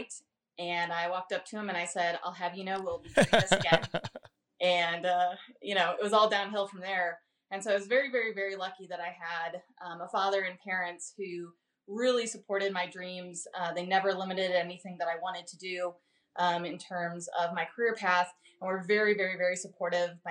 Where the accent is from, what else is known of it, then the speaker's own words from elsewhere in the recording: St. Louis, Missouri, United States; moved away as an adult; also born or lived in Little Rock; St. Louis, Missouri, which is my hometown